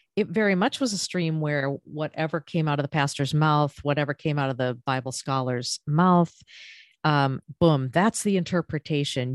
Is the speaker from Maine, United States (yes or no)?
yes; Maine, United States; now in Florida, United States; I'm originally from Maine and, uh, now living in Florida